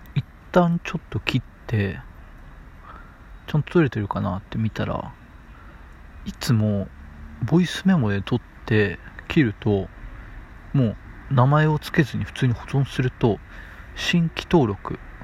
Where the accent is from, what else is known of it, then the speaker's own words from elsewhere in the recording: Matsuyama, Ehime, Japan; 愛媛県の出身でして、まあ、松山市ってところで道後温泉があるところですね